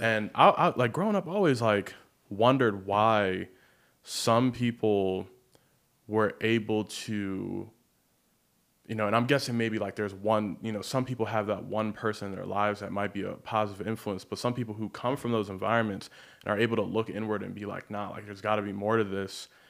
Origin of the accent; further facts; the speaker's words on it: Baltimore, Maryland, United States; now in Los Angeles, United States; I grew up in Baltimore, but I grew up, like, right on the county line.